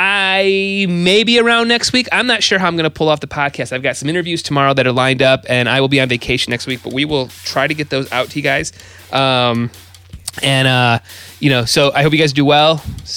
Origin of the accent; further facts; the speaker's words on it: Ida, Michigan, United States; also born or lived in Detroit, Michigan; I'm a guy from Ida, Michigan, very small town.